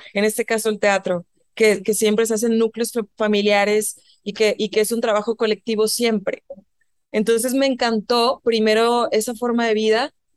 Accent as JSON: {"language": "Spanish", "region": "northern Mexico", "country": "Mexico", "also_born_or_lived": "New York / Barcelona", "accent": "norteño", "moved": "as an adult", "lives_now": "Mexico City, Mexico", "said": "mi tono norteño y lo que quieras, más marcado en ese entonces"}